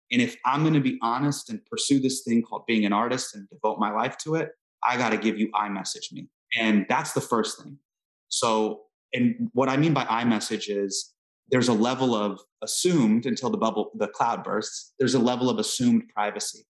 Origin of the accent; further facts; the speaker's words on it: Northern California, United States; So I grew up in Northern California